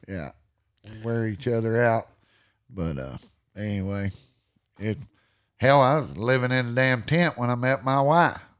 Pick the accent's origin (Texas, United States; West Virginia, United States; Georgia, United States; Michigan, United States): Texas, United States; also born or lived in Iowa Park, Texas / Wichita Falls, Texas; I grew up in Alexar, Texas, and I lived there about the first eleven years, and then I moved over to Owl Park, Texas